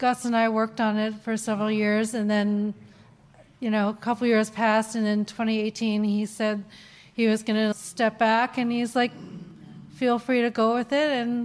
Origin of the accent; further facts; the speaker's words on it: Ottawa, Ontario, Canada; I grew up in Ottawa